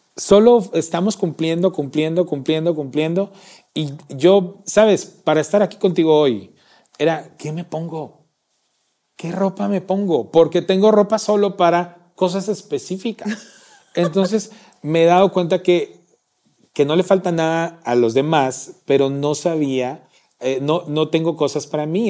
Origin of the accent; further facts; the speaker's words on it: Salamá, Baja Verapaz, Guatemala; moved away; mi tierra es muy caliente muy caliente. Salamá es muy caliente